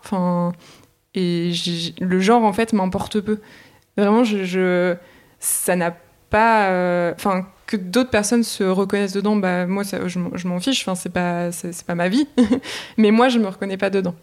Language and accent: French; the Nord, Hauts-de-France, France; j'ai grandi, j'ai grandi dans le Nord